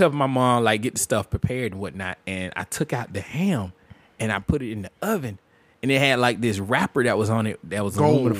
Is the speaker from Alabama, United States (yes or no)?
yes; Montgomery, Alabama, United States; moved away; Went down to the Gump. I'm from Montgomery.